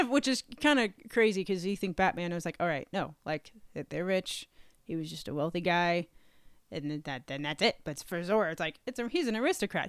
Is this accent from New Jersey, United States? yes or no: no; North Carolina, United States; moved away as an adult; also born or lived in Texas; now in Virginia, United States; I grew up in North Carolina.